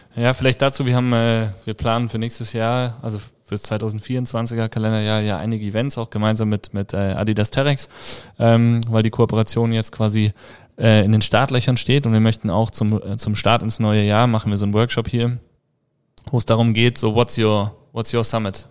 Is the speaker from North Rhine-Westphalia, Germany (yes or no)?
no; Hesse, Germany; now in Tyrol, Austria; Ich komme ursprünglich aus Hessen.